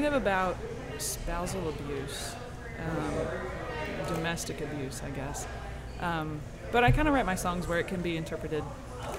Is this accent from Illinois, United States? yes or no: no; North Carolina, United States; also born or lived in New Hampshire / Massachusetts; I'm from North Carolina, so I went back down there